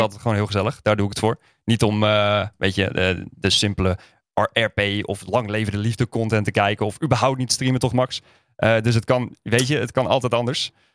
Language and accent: Dutch; Groningen, Netherlands; now in Utrecht, Netherlands; Ik kom uit Groningen, maar ik woon dus in Utrecht.